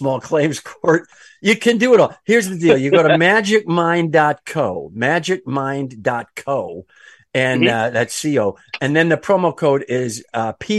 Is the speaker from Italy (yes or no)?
yes; Calabria, Italy; moved away; I'm from Calabria in Italy.